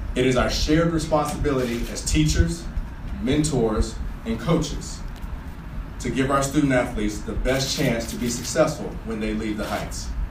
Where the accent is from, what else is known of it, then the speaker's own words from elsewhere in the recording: North Carolina, United States; now in Boston, United States; I grew up in North Carolina